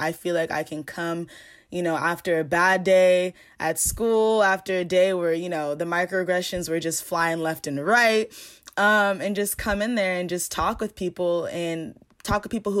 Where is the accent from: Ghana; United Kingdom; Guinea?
Ghana; You know, I'm African, I'm Ghanaian, and I've never had, you know, other African friends like this.